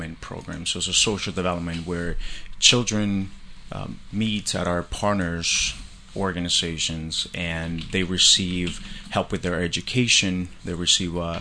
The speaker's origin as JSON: {"language": "English", "country": "Colombia", "tie": "born or raised there", "moved": "yes", "said": "I grew up in Colombia. So I'm an immigrant from Colombia"}